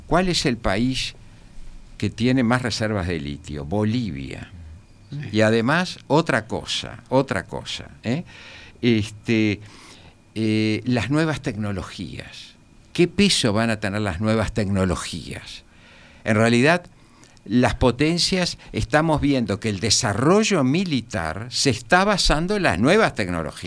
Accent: Uruguay

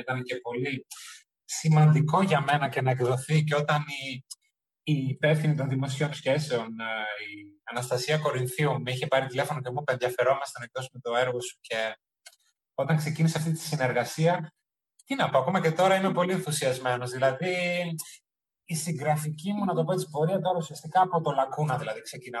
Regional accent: Germany; moved away as an adult; also born or lived in Crete, Greece; now in Athens, Greece; Έζησα στη Γερμανία μέχρι τα 18 μου

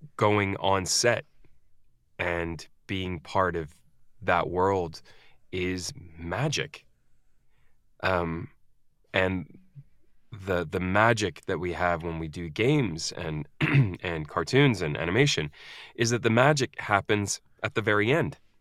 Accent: United States; also born or lived in Scandinavia; now in United Kingdom; I am an American in the U K

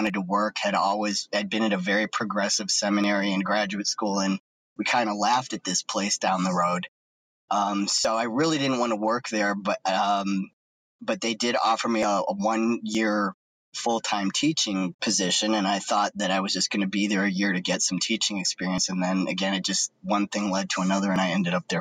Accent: Cleveland, Ohio, United States; I grew up in Cleveland area in Ohio.

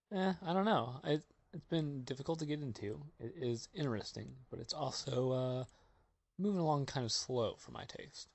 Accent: Springfield, Missouri, United States; my hometown in Springfield, Missouri

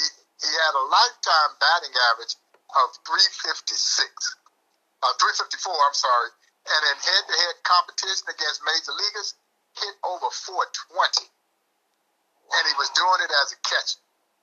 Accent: Crawfordville, Georgia, United States; now in Kansas City, United States; I grew up in a town called Crawfordville, Georgia. It's about 80 miles away from Atlanta.

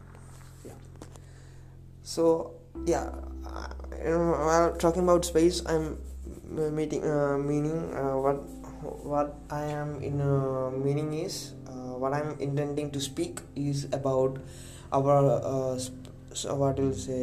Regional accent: India; accent: Indian English; English is a second language; It's Indian English accent, and I would say it's below average Indian English, because I told you English is not my native language.

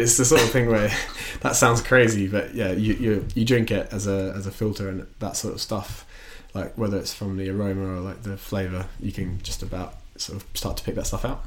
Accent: Australia; moved away as an adult; also born or lived in Watford, United Kingdom; now in London, United Kingdom; I grew up in, in Australia and I moved here when I was eighteen.

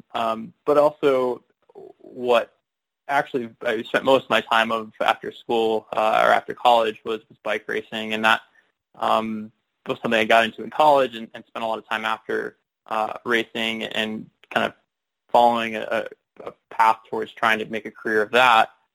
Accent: Chicago, Illinois, United States; moved away as an adult; also born or lived in Bellingham, Washington; I grew up in the Chicago, Illinois suburbs

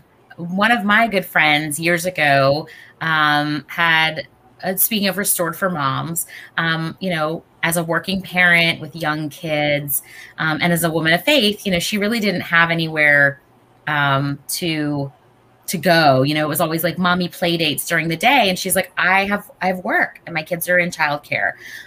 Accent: Southern US, United States; I was raised obviously here in the South, and I was raised Jewish and, very, very small community, especially in the South growing up.

